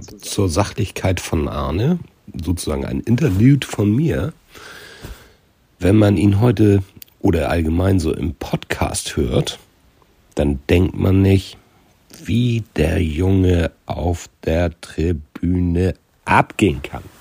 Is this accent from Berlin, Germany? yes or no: no; Hamburg, Germany; als Hamburger